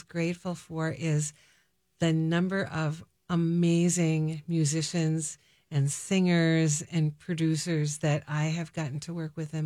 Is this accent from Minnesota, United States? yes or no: yes; Mankato, Minnesota, United States; based out of Mankato, my hometown